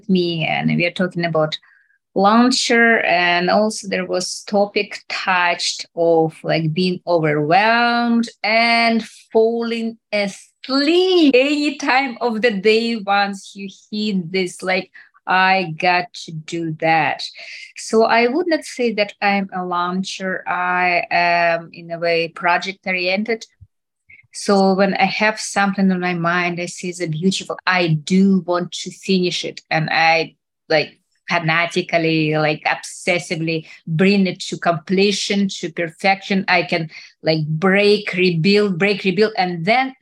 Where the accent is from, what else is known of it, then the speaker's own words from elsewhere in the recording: Russia; moved away; I grew up in Soviet Russia